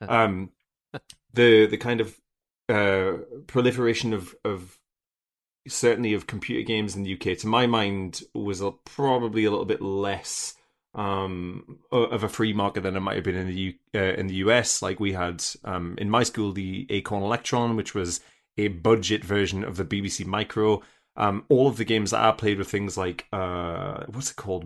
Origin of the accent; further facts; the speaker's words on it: United Kingdom; as a British person